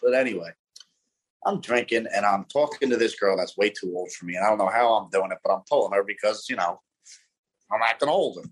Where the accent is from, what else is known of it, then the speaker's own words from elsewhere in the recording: Philadelphia, Pennsylvania, United States; I'm born and raised in South Philadelphia